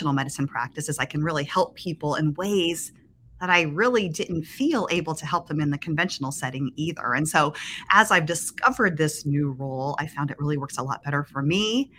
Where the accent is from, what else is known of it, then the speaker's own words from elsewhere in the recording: Springfield, Ohio, United States; I am from Springfield, Ohio